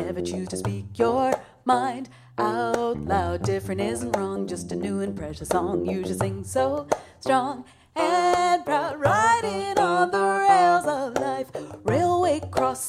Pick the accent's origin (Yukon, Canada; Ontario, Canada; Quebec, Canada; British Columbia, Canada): Ontario, Canada; Toronto; I was born in Toronto, but my family comes from South India